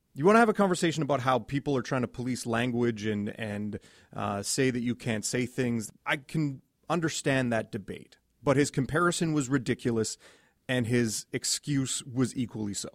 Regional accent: Edmonton, Alberta, Canada; I grew up in Edmonton

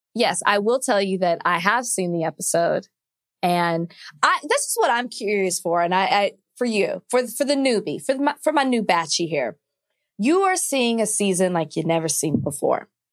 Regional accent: Dallas, Texas, United States; I'm from Oak Cliff

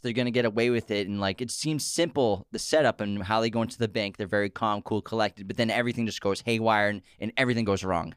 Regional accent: Boston, Massachusetts, United States; We're from Boston. We have the most, we, we come from a city full of people who pronounce words wrong on purpose

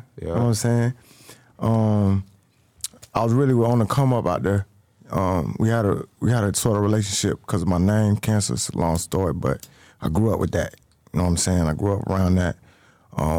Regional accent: Ohio, United States; now in Atlanta, United States; I'm from Ohio, so we Midwest niggas

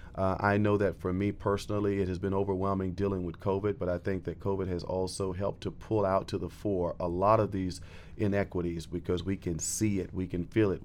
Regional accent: Florida, United States; moved away as an adult; now in Bridgeport, United States; originally, I'm from Florida, uh, and a transplant to the Northeast

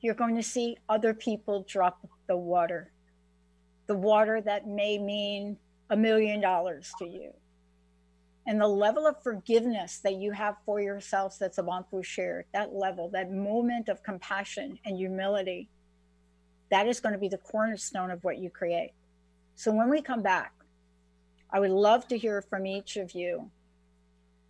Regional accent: New Jersey, United States; growing up in New Jersey, I was walking on the beach at the Jersey Shore

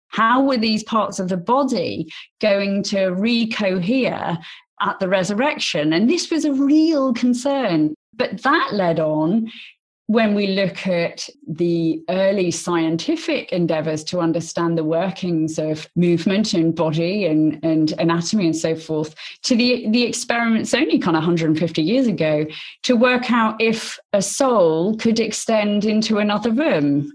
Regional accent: Oxford, South East England, United Kingdom; I was born in Oxford and went to Oxford University

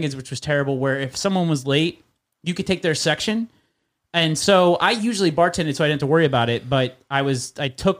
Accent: Northern Illinois, United States; moved away; I came from Northern Illinois, which is essentially Wisconsin, very white upbringing

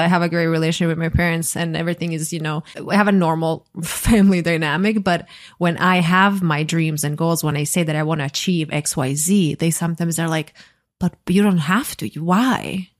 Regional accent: Croatia; I grew up in a small country. I'm from Croatia

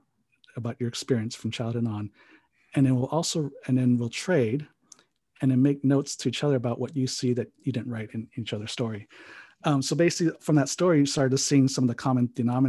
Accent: San Jose, California, United States; also born or lived in Hawaii; now in Pasadena, United States; I was actually born on the Big Island of Hawaii. So I'm an island boy. And then my dad was a pastor, so we traveled around a few islands before we actually made our way to San Jose, California when I was 9. And then that's pretty much where I grew up

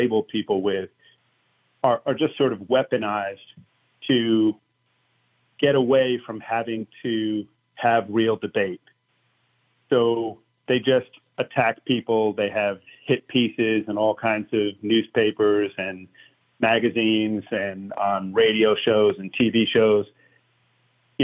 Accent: United States; we as the American people

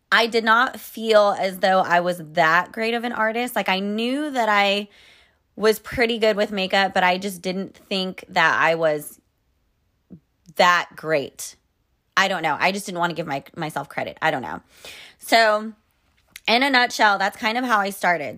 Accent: Sacramento, California, United States; moved away as an adult; also born or lived in New York City; when I moved back to California to my hometown, I was at my parents' place

